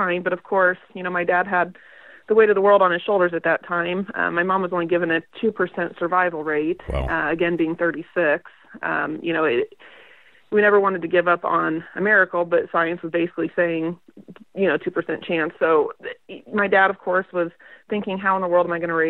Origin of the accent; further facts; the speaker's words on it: Nebraska, United States; moved away as an adult; now in Kansas, United States; I grew up in Nebraska. I was born and raised in a small town of about 600 people